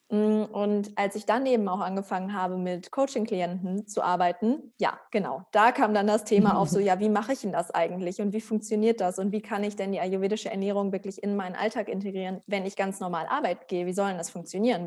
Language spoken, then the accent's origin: German; Germany; wir sind halt alle in Deutschland groß geworden.